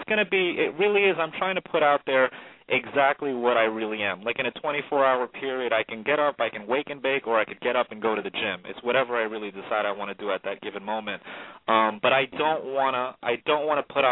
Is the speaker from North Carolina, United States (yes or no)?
no; New York City, New York, United States; also born or lived in Syracuse; I was from East New York, Brooklyn